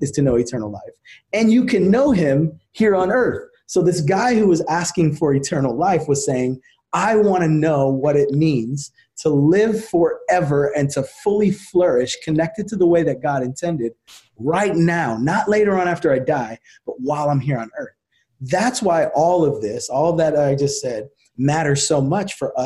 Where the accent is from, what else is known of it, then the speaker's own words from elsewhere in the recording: New Jersey, United States; I grew up in New Jersey